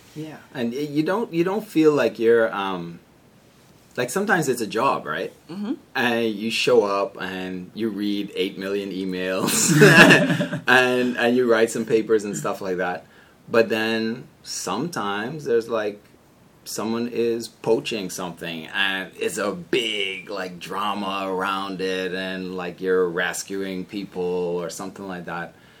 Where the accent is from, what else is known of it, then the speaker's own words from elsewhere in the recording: Bahamas; moved away as an adult; also born or lived in Maryland, United States / Oxford, Ohio, United States; my home country